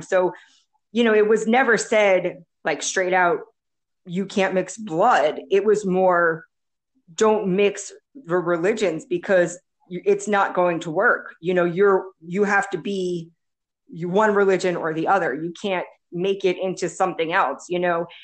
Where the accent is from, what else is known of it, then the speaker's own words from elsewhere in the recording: United States; moved away as an adult; now in El Salvador; I'm from the United States.